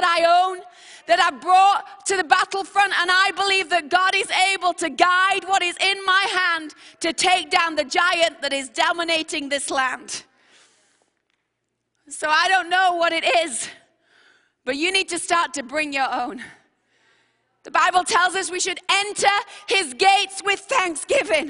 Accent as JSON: {"language": "English", "region": "England", "country": "United Kingdom", "said": "I'm from England"}